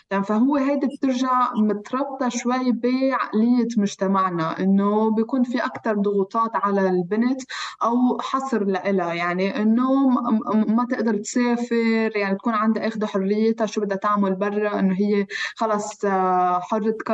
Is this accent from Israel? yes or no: no; Palestine; now in Geneva, Switzerland; ففي ست لبنانيه آه، المهم انه عرفت انه انا فلسطينيه من من لهجتي شوي